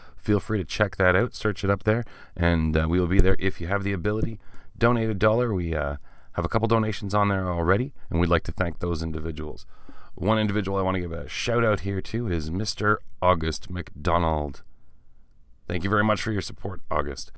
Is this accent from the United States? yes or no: no; small town Ontario, Canada; I am Canadian who has taken, uh, French in school all the way from grade four until grade thirteen, back when there was a grade thirteen